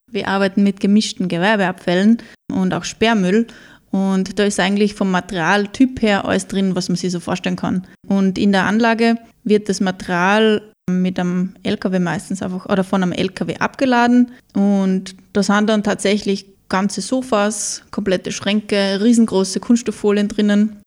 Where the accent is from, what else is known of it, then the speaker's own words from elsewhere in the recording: Mürztal, Styria, Austria; ich bin in Mürztal groß geworden